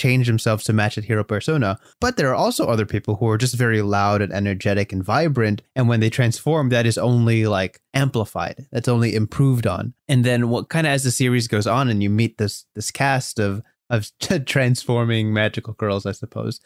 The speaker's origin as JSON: {"language": "English", "country": "United States"}